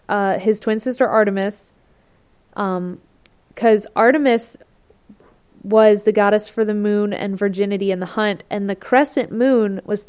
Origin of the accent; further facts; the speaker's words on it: Michigan, United States; I'm from Michigan.